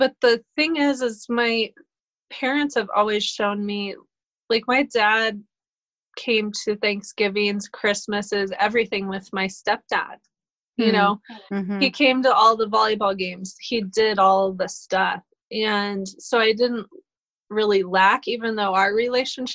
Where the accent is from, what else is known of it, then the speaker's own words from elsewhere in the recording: Colorado, United States; also born or lived in Boulder, Colorado; I'm a native of Colorado. I was born in Boulder